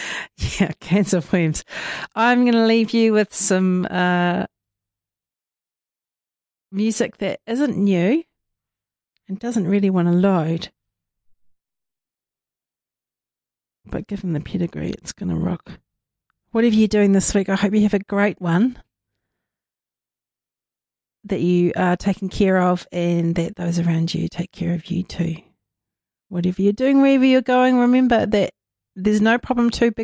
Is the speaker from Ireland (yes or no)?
no; Te Waipounamu, South Island, New Zealand; being Māori and being in Māori space as we are here on Te Waipounamu, our motu, our island